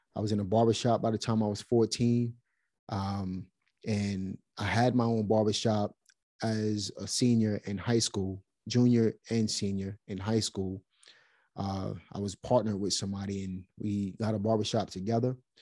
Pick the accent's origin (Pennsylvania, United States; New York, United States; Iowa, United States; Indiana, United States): New York, United States; New York City; now in North Carolina, United States; Grew up in Brooklyn.